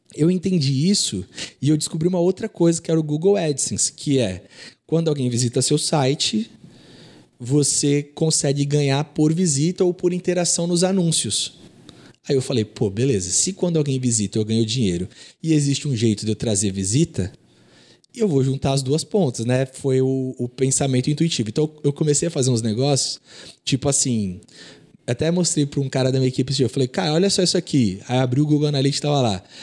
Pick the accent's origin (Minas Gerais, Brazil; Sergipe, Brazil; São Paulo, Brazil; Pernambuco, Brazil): São Paulo, Brazil; Santos; also born or lived in Nova Iguaçu, Rio de Janeiro; quando eu tinha quatro anos, eu vim para Santos.